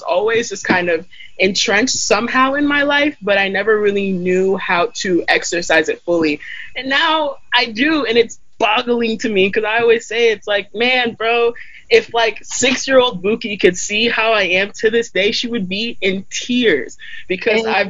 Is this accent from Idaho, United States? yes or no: yes; Idaho, United States; growing up in Idaho as a young black immigrant